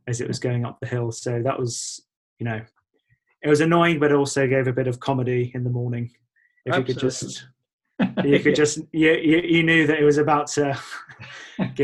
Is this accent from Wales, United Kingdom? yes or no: no; Chalfont St Giles, South East England, United Kingdom; also born or lived in High Wycombe / Winchmore Hill; now in North Essex, United Kingdom; I grew up in Buckinghamshire, as you said. Firstly in a town called Winchmore Hill, and then in Chalfont St Giles.